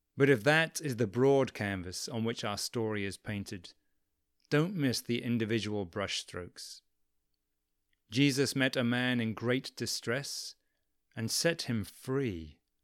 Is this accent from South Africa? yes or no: no; England, United Kingdom; moved away; I'm from England originally.